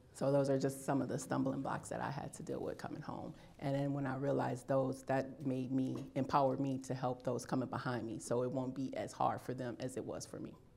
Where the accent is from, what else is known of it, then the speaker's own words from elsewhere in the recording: Illinois, United States; moved away as an adult; I am from Illinois. I decided to stay here after I was released.